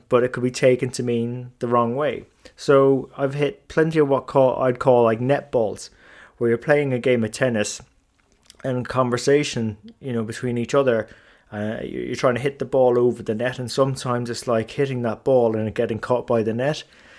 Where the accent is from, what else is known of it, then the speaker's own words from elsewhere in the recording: Ireland; first language English; also born or lived in England; Now, I grew up in Ireland and England, so consider my first language as English, a native English speaker with a smattering of other languages that I picked up along the way.